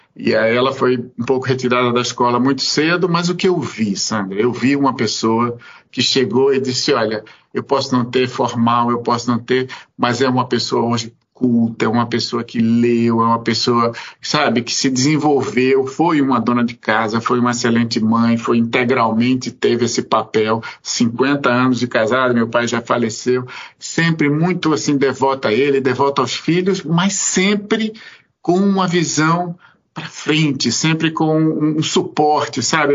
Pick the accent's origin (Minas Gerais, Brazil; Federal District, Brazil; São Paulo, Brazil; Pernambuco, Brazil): Pernambuco, Brazil; moved away; eu sou pernambucano, eu sou nordestino, eu vim, na verdade, de uma família sobre algum aspecto muito muito patriarcal